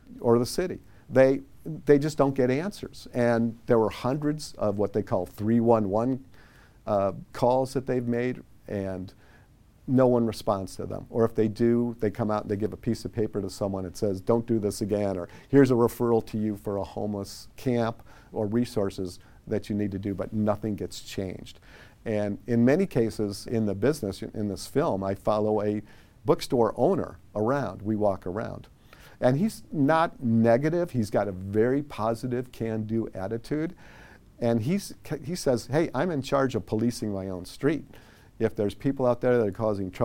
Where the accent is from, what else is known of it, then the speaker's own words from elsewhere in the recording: Chicago, Illinois, United States; moved away as an adult; now in Sacramento, United States; I grew up in Chicago under Mayor Richard J. Daley the first.